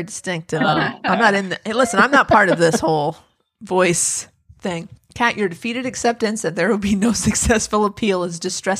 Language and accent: English; United Kingdom; I just assumed that was because I'm British and hearing impaired.